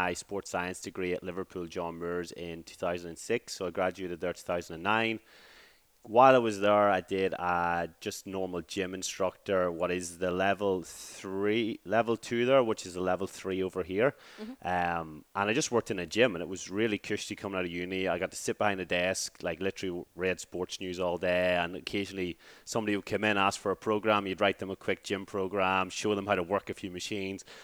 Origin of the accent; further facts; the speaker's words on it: Ireland; moved away as an adult; also born or lived in Glasgow, United Kingdom; now in Perth, Australia; Moved from back home in Ireland to Glasgow in 2014